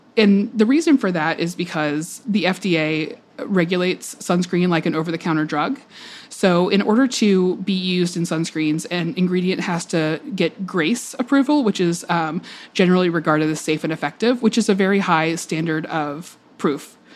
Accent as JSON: {"language": "English", "region": "Georgia", "country": "United States", "tie": "born or raised there", "said": "I grew up in Georgia, a lot of sun, a lot of outdoor time"}